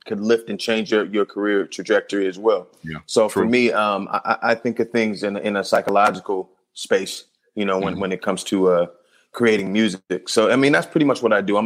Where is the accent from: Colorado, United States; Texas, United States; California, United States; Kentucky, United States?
California, United States; Compton; I'm born and raised in Compton